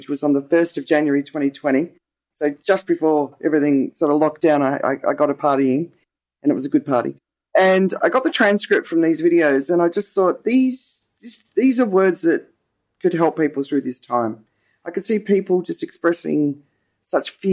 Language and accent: English; Australia; accent: Australian; now in Thailand; my accent is Australian. I'm obviously not Thai